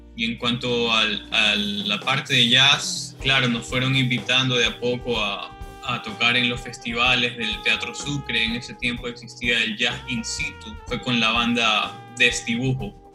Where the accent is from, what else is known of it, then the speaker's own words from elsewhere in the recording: Guayaquil, Guayas, Ecuador; also born or lived in United States / Quito; porque los dos somos de Guayaquil